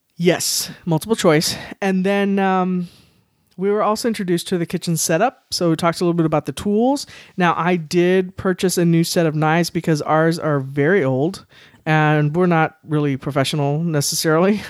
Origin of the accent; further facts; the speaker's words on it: San Antonio, Texas, United States; I was born and raised here in San Antonio